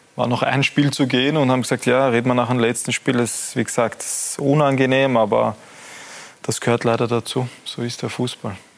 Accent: Austria; als Österreicher

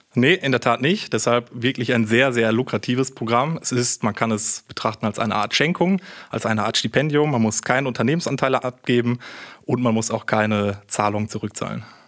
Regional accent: Münster, North Rhine-Westphalia, Germany; moved away as an adult; also born or lived in Karlsruhe; ich komme gebürtig sogar aus Münster, habe auch hier studiert

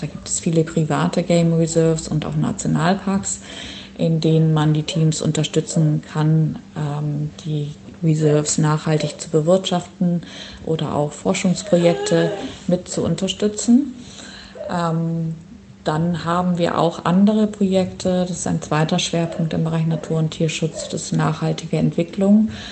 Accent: Schleswig-Holstein, Germany; moved away as an adult; also born or lived in Göttingen / Ireland / Oldenburg; Ich bin geboren in Schleswig-Holstein und dort auch aufgewachsen

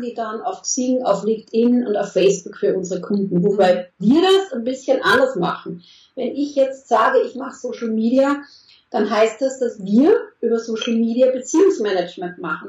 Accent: Austria; moved away as an adult; now in Germany; vorher in Österreich, ich bin Österreicherin und dann in den letzten sieben Jahren in Deutschland

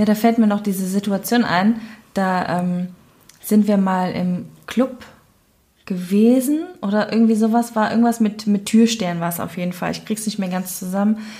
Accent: Cologne, North Rhine-Westphalia, Germany; accent: Cologne; dass ich Kölnerin bin

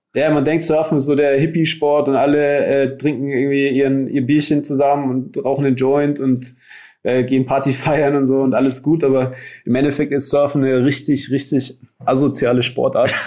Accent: Nuremberg, Bavaria, Germany; moved away; also born or lived in Hawaii; ich bin in Nürnberg aufgewachsen

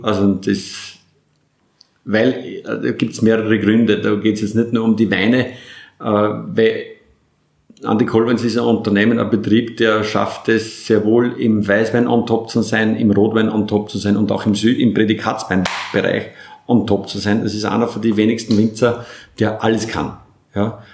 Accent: Burgenland, Austria; als Burgenländer

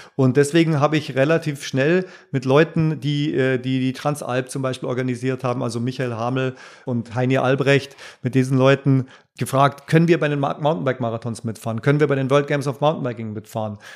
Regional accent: Bavaria, Germany; heimatverbunden ist man ja auch ein Stück weit als Bayer

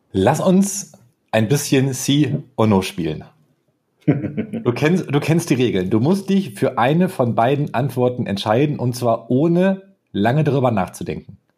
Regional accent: Augsburg, Bavaria, Germany; Augsburg ist. Meine Heimat.

